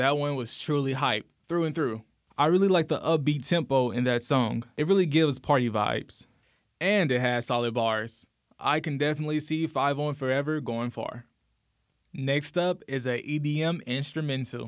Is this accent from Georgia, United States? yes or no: no; St. Louis, Missouri, United States; my hometown of St. Louis, Missouri